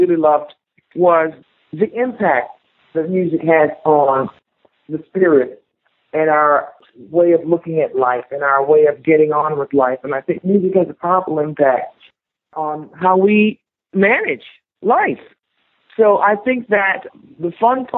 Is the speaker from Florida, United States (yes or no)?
yes; Miami, Florida, United States; Growing up in Miami is so beautiful